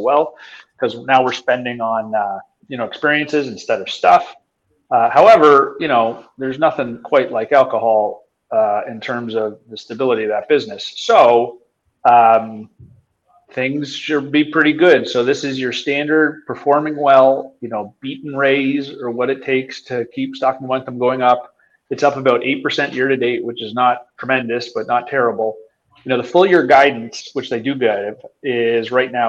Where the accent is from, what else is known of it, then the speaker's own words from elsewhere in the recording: Canada; I'm Canadian